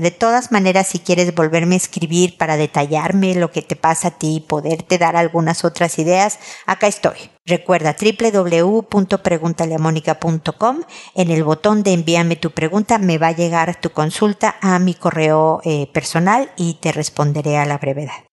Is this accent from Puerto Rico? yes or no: no; Mexico; como decimos en México